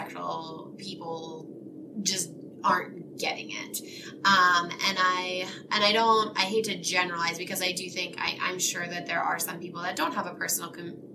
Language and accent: English; Selinsgrove, Pennsylvania, United States; I actually grew up here in Sealands Grove